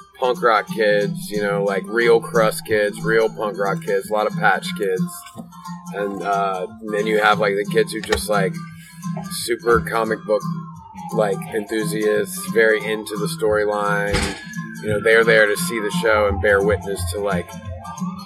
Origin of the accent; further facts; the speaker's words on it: Wilmington, North Carolina, United States; right smack dab in the middle of our hometown